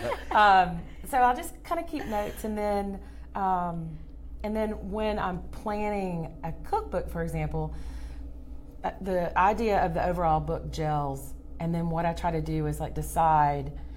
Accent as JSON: {"language": "English", "area": "Louisiana and Georgia", "region": "the South", "country": "United States", "tie": "born or raised there", "said": "growing up in Louisiana and Georgia"}